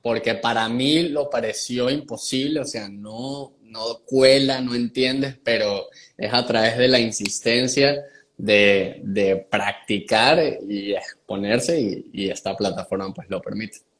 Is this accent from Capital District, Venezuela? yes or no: no; San Cristóbal, Táchira, Venezuela; accent: gocho mixto; moved away as an adult; also born or lived in Barquisimeto, Venezuela / Margarita Island, Venezuela / Medellín, Colombia; now in United States; Yo soy un gocho mixto. Eh, nací en San Cristóbal